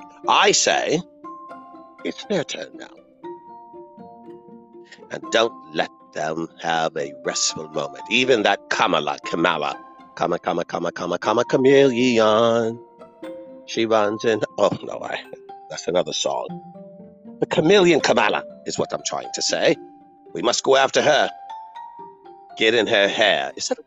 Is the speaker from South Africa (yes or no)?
no; United Kingdom; Not that I would be opposed to that. After all, I am British.